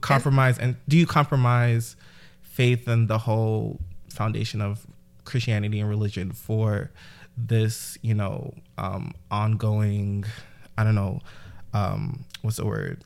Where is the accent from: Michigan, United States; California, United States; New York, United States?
New York, United States; New York City; I'm from Brooklyn, New York, uh, specifically East New York.